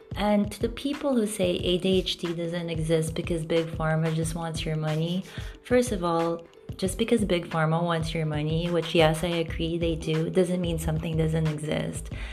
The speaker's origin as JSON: {"language": "English", "country": "Philippines", "tie": "born or raised there", "said": "growing up in the Philippines"}